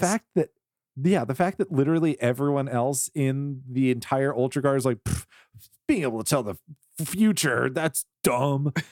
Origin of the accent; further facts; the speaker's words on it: the South, United States; I'm from the South.